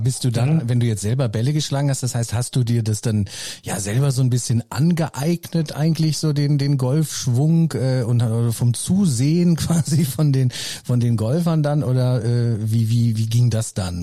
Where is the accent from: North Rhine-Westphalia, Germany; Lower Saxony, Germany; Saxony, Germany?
North Rhine-Westphalia, Germany; Herford; Also ich komme ja auch aus Nordrhein-Westfalen und oder aus Herford